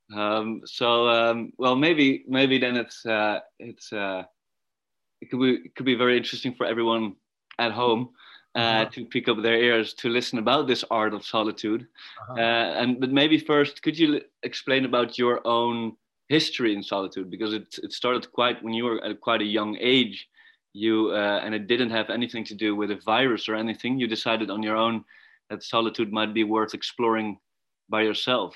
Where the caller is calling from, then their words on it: Netherlands; I'm calling from the Netherlands